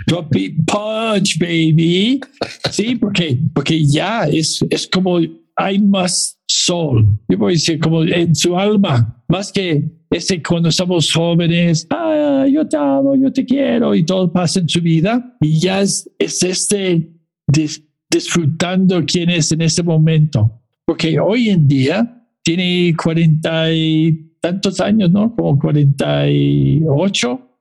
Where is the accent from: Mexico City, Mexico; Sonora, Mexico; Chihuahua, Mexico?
Mexico City, Mexico; now in Toronto, Canada; yo soy chilango de Toronto